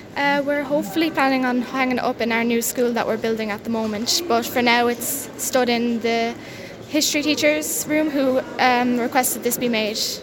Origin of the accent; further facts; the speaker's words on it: Ballyhale, Leinster, Ireland; I'm from Ballyhale.